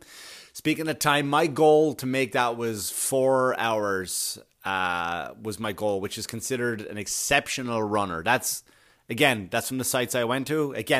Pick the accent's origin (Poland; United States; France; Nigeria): United States; Queens, New York; When I was a kid and I remember I grew up in Queens and I would watch the runners come through